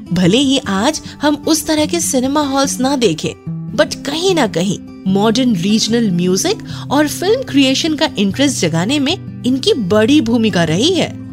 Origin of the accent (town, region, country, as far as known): Ranchi, Jharkhand, India; born or raised there